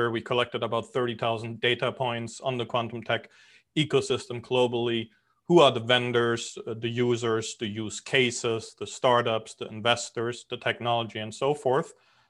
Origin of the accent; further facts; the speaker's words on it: Germany; moved away as an adult; also born or lived in Europe / New York City, United States; now in Miami Beach, United States; I'm originally from Germany. I grew up all over Europe. Moved to the US 20 years ago, spent 15 years in New York City.